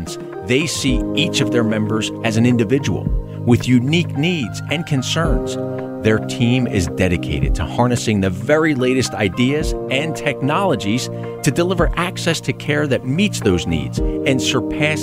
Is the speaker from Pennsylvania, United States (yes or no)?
yes; Philadelphia, Pennsylvania, United States; I'm a kid from West Philadelphia. I grew up in Overbrook